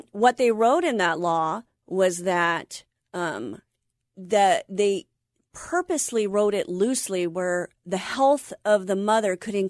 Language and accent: English; Anaheim, California, United States; I was raised in Orange County. I'm an Anaheim girl, so I'm an Orange County girl.